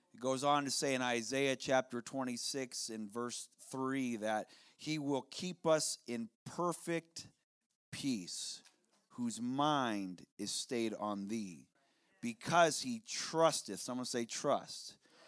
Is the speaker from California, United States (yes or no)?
no; South Dakota, United States; Where I'm from, it's the opposite. I'm from South Dakota, and the top 10 coldest places in the United States of America, including Alaska, over half of them are in the Dakotas.